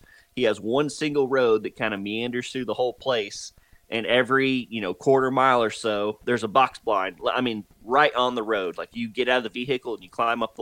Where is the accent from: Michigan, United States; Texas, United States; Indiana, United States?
Texas, United States; North; moved away; also born or lived in Oklahoma; I'm originally from North Texas and then moved to Oklahoma